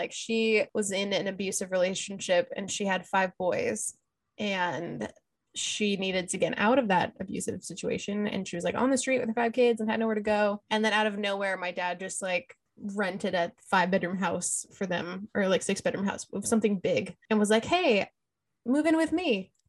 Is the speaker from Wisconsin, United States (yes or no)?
no; Lancaster, California, United States; born there; like I was born in Lancaster, California in 1993, and my mom and dad were not married.